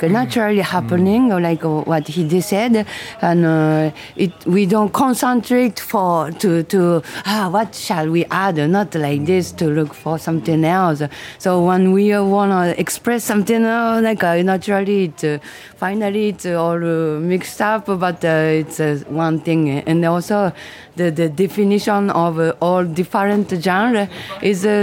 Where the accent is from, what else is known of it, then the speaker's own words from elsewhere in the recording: Japan; English is a second language; moved away as an adult; now in Montreal, Canada; I'm from Japan. I I started to live in Canada 20 years ago, but. I, I don't know. I don't feel like uh, oh, I'm Japanese or I'm a Canadian or whatever.